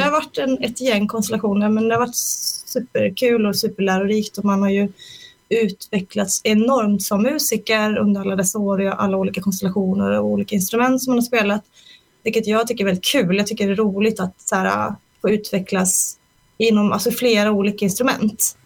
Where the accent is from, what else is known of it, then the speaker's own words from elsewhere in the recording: Småland, Sweden; moved away as an adult; now in Stockholm, Sweden; jag är från Småland från början, så flyttade jag till Stockholm 2002